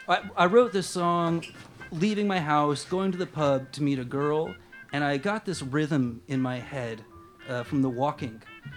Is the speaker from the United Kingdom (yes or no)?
no; Canada; moved away; I come from a very Irish and Italian Catholic background. I'm originally from Canada